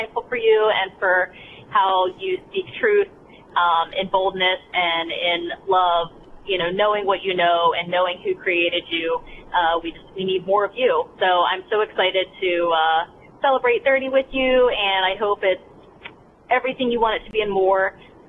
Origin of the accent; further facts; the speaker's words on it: Maryland, United States; Hi, Allie. … I'm from the Eastern Shore of Maryland